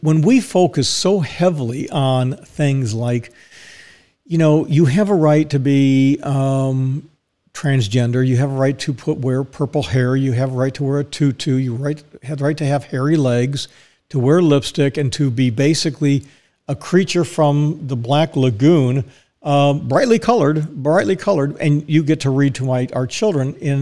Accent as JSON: {"language": "English", "town": "Dallas", "region": "Texas", "country": "United States", "tie": "born or raised there", "said": "I was born in Dallas"}